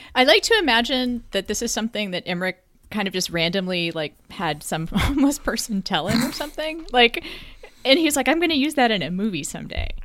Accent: Texas, United States; As a Texan

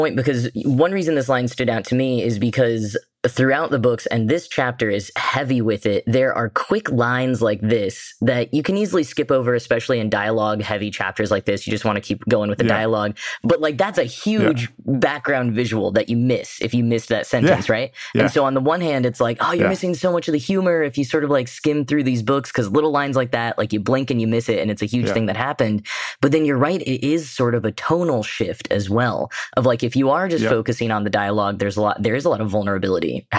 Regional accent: United States; as an American reader

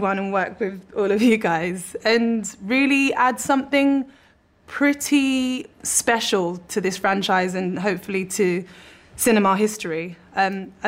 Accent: London, United Kingdom; born or raised there

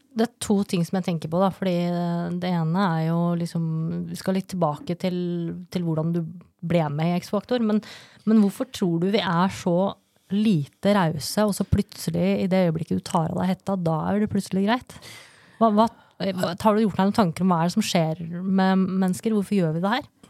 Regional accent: Lørenskog, Akershus, Norway; also born or lived in Brønnøysund; jeg flytta til Lørenskog som niåring

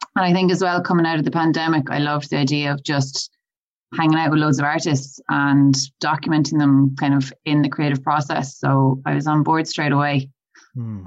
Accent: Galway, Connacht, Ireland; moved away; I'm originally from Galway

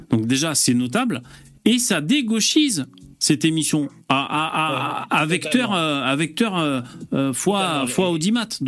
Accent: Lille, Hauts-de-France, France; moi, je suis lillois, en fait.

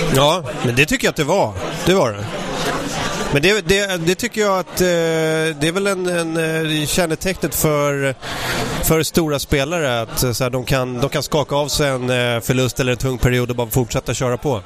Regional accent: Ösmo, Stockholm County, Sweden; jag växte upp i Ösmo, om man tar pendeltåget söderut mot Nynäs så, så finns en station där som heter Ösmo

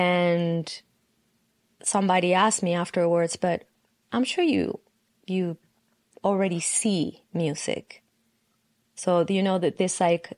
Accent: Argentina; from Argentina.

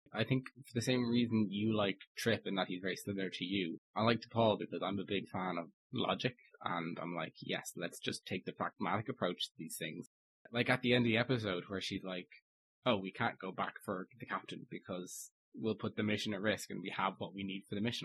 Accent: Ireland; as an Irishman

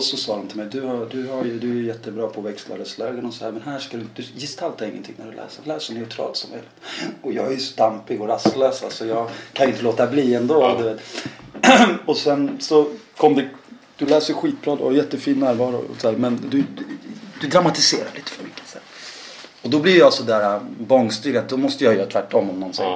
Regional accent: Värmland, Sweden; jag är halvsvensk och född i Värmland

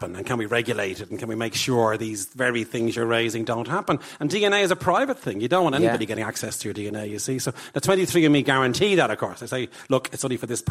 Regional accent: Ireland; I'm your cousin from Ireland

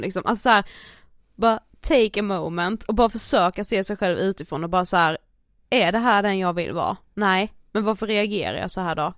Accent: Karlshamn, Blekinge, Sweden; moved away; jag har ju varit hemma i Karlshamn över helgen

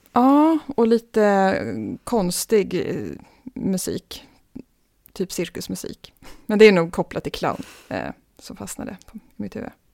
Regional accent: Stockholm, Stockholm County, Sweden; Född och uppvuxen i Stockholm.

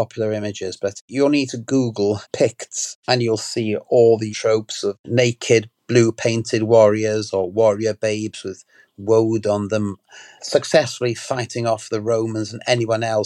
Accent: Wales, United Kingdom; I come to this from as a Welsh background

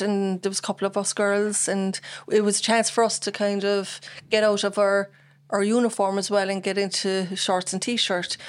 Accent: Bandon, Munster, Ireland; also born or lived in Cork; I'm from Bandon, born in Saint Finbarr's, um, nineteen seventy-seven, and, uh, born and reared in Bandon in Richmond Court

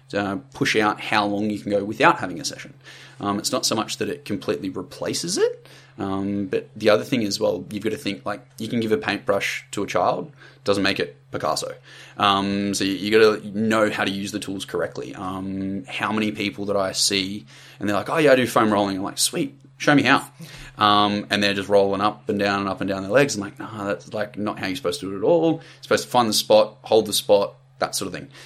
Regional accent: country Victoria, Australia; now in Sunshine Coast, Australia; so I'm from Country Vic originally. Uh, grew up like down there. Dad was military, so we moved around a lot. That sort of stuff in the Air Force. But yeah, ended up settling in Country Victoria. Grew up down there

